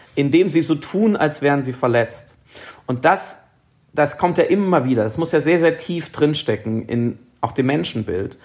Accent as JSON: {"language": "German", "country": "Germany", "said": "ich als Deutscher"}